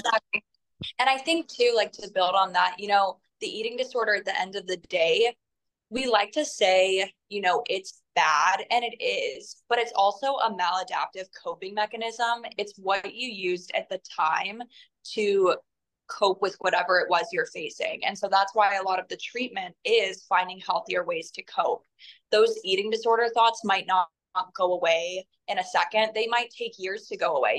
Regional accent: North Carolina, United States; I'm actually from North Carolina

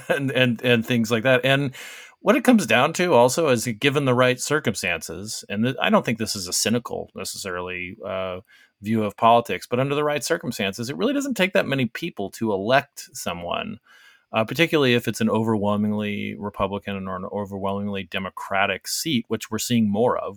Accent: Arizona, United States; my home state of Arizona

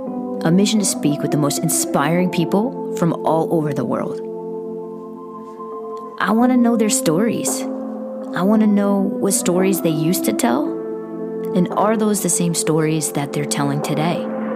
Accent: Northeast, United States; We're from the Northeast, just shooting the shit, going through some things.

